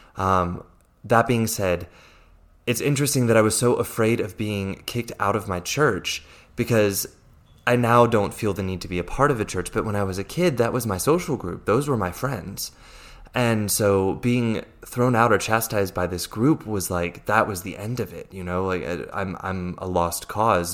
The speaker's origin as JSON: {"language": "English", "town": "Fort Belvoir", "region": "Virginia", "country": "United States", "accent": "American", "first_language": "English", "moved": "as an adult", "lives_now": "Zurich, Switzerland", "said": "I'm originally from Fort Belvoir, Virginia, in the U S A, um, which is why I, I speak English so well. I'm, I'm not a native German speaker"}